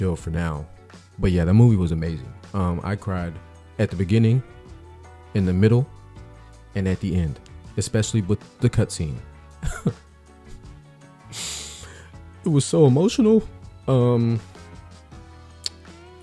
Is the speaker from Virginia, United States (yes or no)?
yes; Richmond, Virginia, United States; moved away as an adult; also born or lived in Clovis, New Mexico / Albuquerque, New Mexico; now in North Carolina, United States; Born and raised in Richmond, Virginia